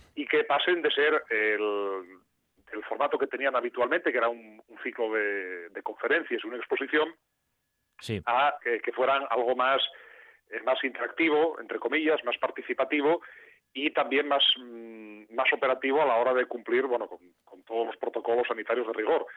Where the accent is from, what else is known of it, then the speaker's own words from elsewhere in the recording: Mieres, Asturias, Spain; yo soy de Mieres, he crecido pues, al lado de esas, de esas locomotoras